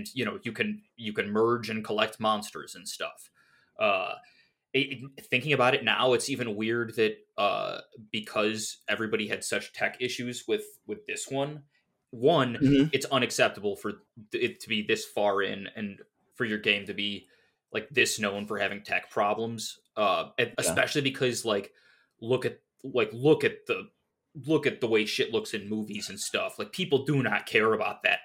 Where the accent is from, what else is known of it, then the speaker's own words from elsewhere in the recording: Cleveland, Ohio, United States; I'm from Cleveland